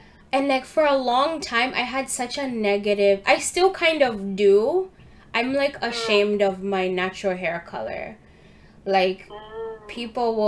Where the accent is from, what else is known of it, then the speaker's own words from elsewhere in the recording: Uganda; moved away; when I was growing up in Uganda, I started by going to international school.